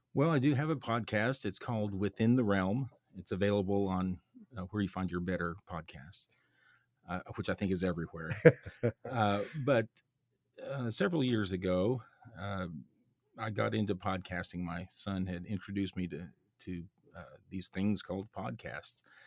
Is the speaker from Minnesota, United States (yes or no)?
no; Oklahoma, United States; where I grew up, which was in the, uh, Cherokee Nation and the Ozarks in Oklahoma